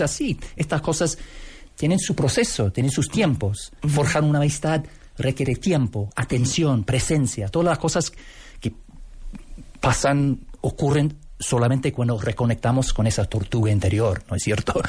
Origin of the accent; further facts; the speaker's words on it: Canada; Spanish is a second language; also born or lived in Scotland / Buenos Aires, Argentina; Yo nací en Escocia, pero fuimos a vivir en Canadá cuando era bebé. Así que me crié en Canadá y me siento canadiense hasta los poros.